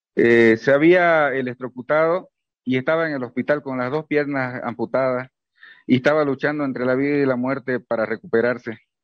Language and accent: Spanish; Bolivia; como un boliviano más